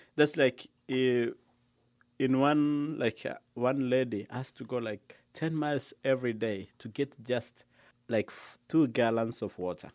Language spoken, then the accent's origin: English; Lodwar, Turkana County, Kenya; I was born in Lodoar